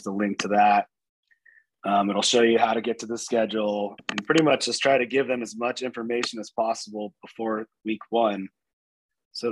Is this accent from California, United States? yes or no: yes; San Diego, California, United States; moved away as an adult; now in Louisville, United States; I'm originally from San Diego, moved out here in 2010 to get this going